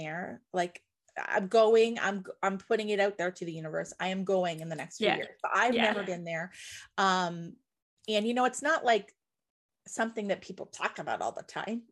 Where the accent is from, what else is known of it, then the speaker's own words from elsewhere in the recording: Nova Scotia, Canada; I grew up in Nova Scotia, where you're gonna hear bagpipes anyways